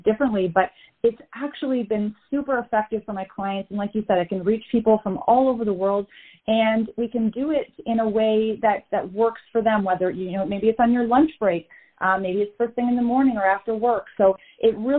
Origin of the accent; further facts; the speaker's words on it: Canada; We're both from Canada, different parts of Canada